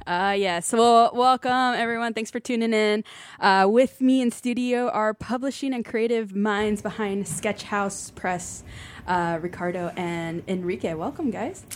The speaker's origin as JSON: {"language": "English", "town": "Chicago", "region": "Illinois", "country": "United States", "tie": "born or raised there", "said": "I grew up in Little Village and Pilsen"}